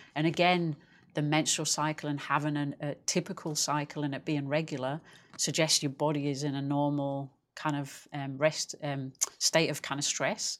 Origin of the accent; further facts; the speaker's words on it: England, United Kingdom; I'm English